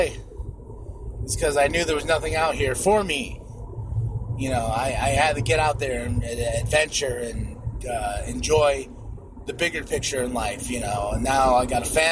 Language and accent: English; Shiprock, New Mexico, United States; moved away; my hometown of Shiprock